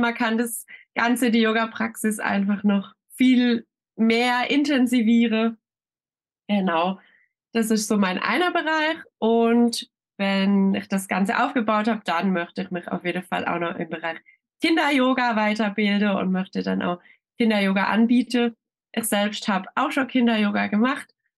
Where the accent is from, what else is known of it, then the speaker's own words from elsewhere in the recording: Schönau, Baden-Württemberg, Germany; Ich komme aus Schönau. Das ist ein kleines Örtchen im Schwarzwald.